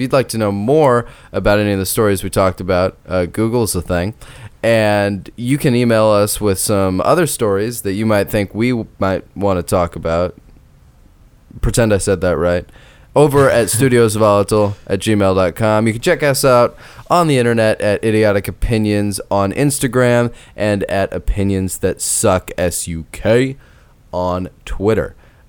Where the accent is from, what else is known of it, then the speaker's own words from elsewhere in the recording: Nebraska, United States; because I'm from Nebraska.